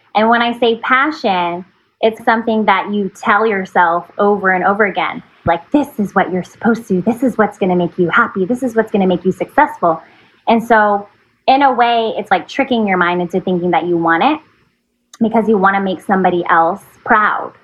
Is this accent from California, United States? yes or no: yes; Fremont, California, United States; also born or lived in San Francisco, California; I'm from Fremont, California. I was born in San Francisco and I'm a Bay Area gal. I've been living in the Bay Area all my life